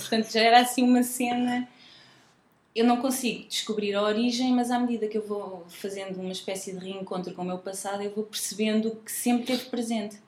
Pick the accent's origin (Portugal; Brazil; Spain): Portugal; Leiria, Leiria District; also born or lived in Nazaré; now in Lisbon, Portugal; Eu sou de Leiria, sim. Mais concretamente, nascida na Nazaré